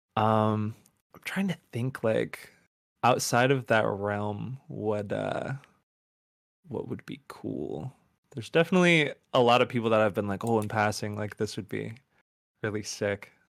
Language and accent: English; outside of Buffalo, upstate New York, United States; I grew up in upstate New York, like, outside of Buffalo